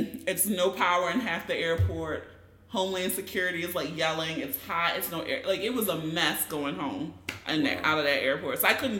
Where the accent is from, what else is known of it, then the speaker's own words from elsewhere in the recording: Baltimore, Maryland, United States; growing up in Baltimore